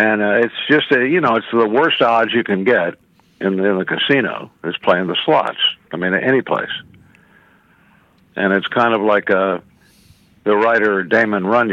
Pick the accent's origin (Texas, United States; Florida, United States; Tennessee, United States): Texas, United States; Houston; also born or lived in Chicago, Illinois / Austin, Texas; I grew up in Houston and then moved to Austin like around high school time